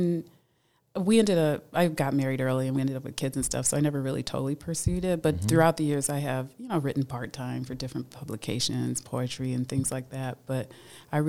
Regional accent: Los Angeles, California, United States; moved away as an adult; now in Evanston, United States; I'm from Los Angeles, though, so my heart has always been, like, when people say, where are you from? L.A.

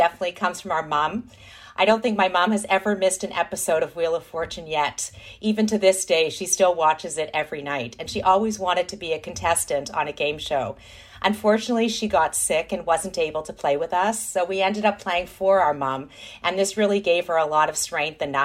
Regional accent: Thornhill, Ontario, Canada; We're proud Jews from Thornhill

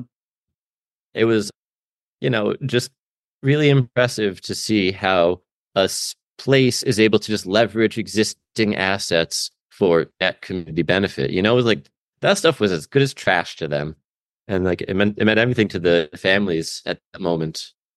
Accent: Albany, New York, United States; now in Stockton, United States; I'm from Albany, New York, for what that's worth. I was privileged to go to a pretty good high school

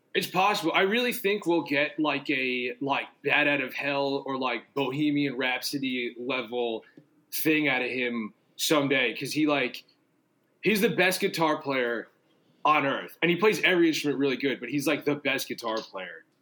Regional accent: New York City, New York, United States; also born or lived in New Jersey / Los Angeles; I grew up in Staten Island and then lived in Jersey for like a long time, and then uh, I've lived back in New York for like 12 years now

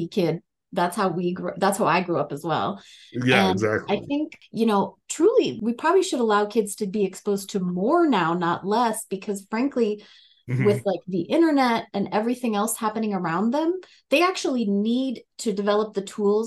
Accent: North Dakota, United States; now in Colorado, United States; I grew up in North Dakota, very much that like Midwestern nice kind of culture.

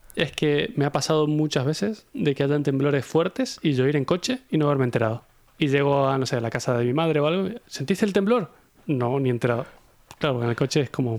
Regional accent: Mendoza, Argentina; moved away; yo soy de Mendoza, de Argentina, que es un sitio que es una zona sísmica

